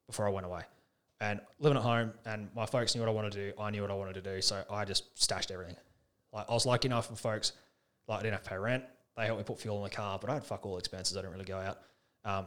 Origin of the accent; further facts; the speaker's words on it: Alice Springs, Northern Territory, Australia; also born or lived in Canada; Born and bred in Alice.